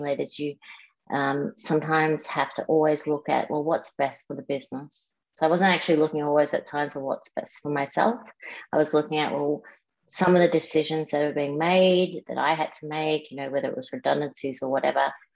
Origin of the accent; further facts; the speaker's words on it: Melbourne, Victoria, Australia; I grew up in Melbourne and went to private schools here